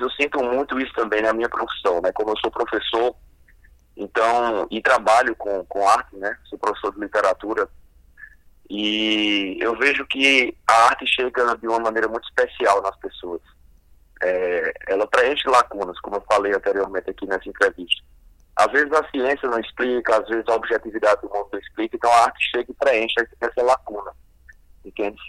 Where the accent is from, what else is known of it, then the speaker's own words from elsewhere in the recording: Paraíba, Brazil; Minha família tem base na literatura de cordel, visto que a gente é aqui da Paraíba e no interior principalmente